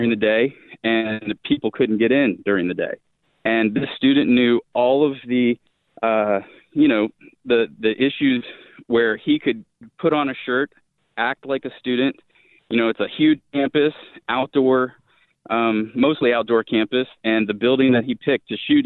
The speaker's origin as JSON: {"language": "English", "town": "Coral Springs", "region": "Florida", "country": "United States", "tie": "born or raised there", "moved": "yes", "lives_now": "Georgia, United States", "said": "I grew up in Coral Springs. I moved there when I was 4 months old and raised my entire childhood in Coral Springs"}